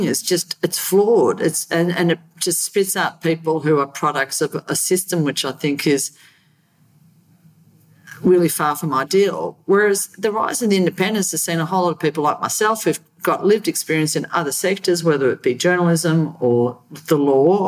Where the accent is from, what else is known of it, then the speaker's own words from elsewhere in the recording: Australia; as an Australian